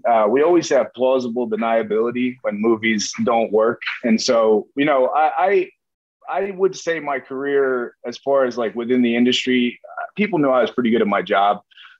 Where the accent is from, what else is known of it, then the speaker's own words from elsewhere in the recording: Wilmington, Delaware, United States; I grew up in Wilmington, Delaware. You know, it's like the Newark, New Jersey to New York is how it is for us in Delaware.